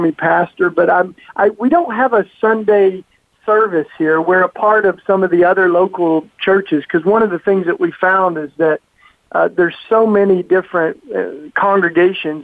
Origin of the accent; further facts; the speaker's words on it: East Tennessee, United States; moved away as an adult; now in Philadelphia, United States; I grew up down south in the Bible Belt in East Tennessee in the hills